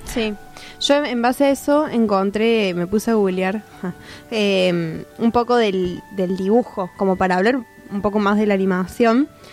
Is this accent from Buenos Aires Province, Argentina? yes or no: no; Córdoba, Argentina; somos de Córdoba